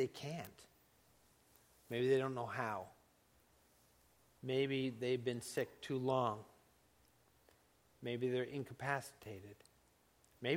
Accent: Laguna Beach, California, United States; I grew up in Laguna Beach

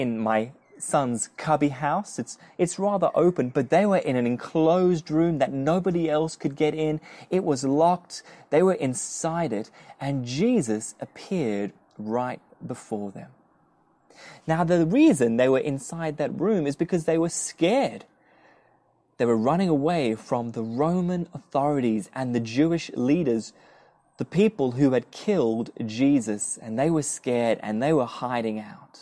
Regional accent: South Africa; now in Australia; I'm from South Africa

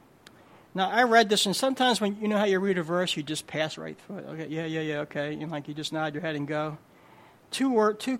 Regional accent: New Jersey, United States; I'm from Jersey

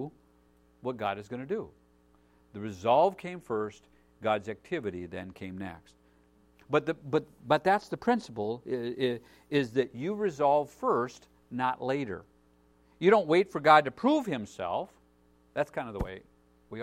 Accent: United States; as American citizens, as American Christians

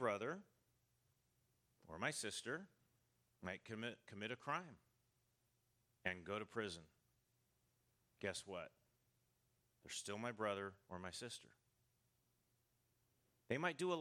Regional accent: United States; I'm from the United States

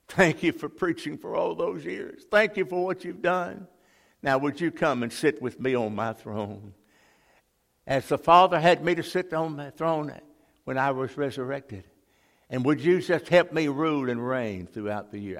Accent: Jackson, Mississippi, United States; we moved from that part of town, we moved to West Jackson

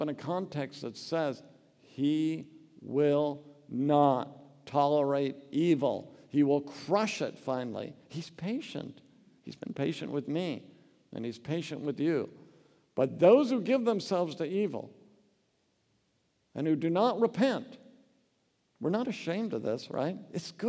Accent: Oregon, United States; I grew up in Oregon

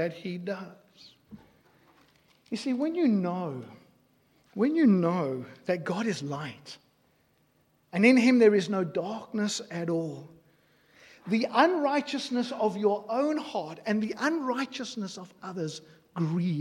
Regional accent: South Africa; I grew up in South Africa. I grew up in apartheid South Africa.

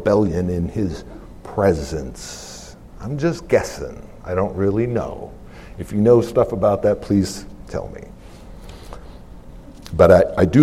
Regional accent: United States; I'm an American

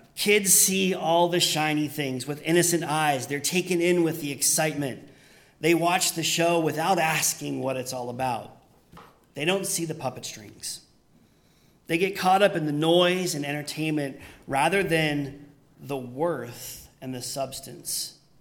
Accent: Pennsylvania, United States; moved away; where I grew up in Pennsylvania, we just we just called them the suburbs

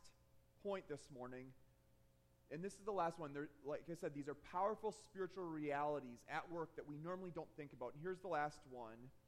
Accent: Michigan, United States; I grew up in Michigan

